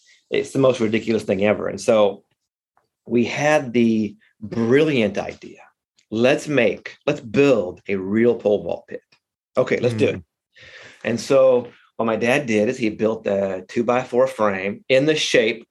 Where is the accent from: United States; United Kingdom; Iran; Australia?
United States; Odessa, Texas; Born and raised out there in the oil fields of Odessa